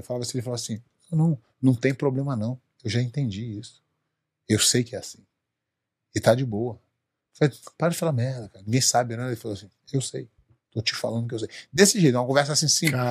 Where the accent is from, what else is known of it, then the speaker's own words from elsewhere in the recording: Rio de Janeiro, Brazil; moved away as an adult; also born or lived in São Paulo; now in United States; eu sou lá do Rio